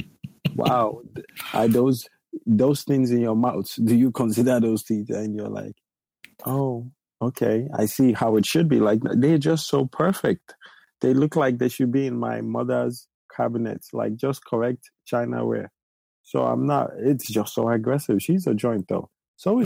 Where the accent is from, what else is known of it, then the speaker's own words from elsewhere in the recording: Nigeria; I'm Nigerian